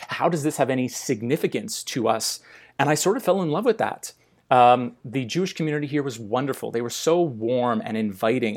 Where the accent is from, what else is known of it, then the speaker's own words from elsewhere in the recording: Montreal, Quebec, Canada; now in Calgary, Canada; growing up in Montreal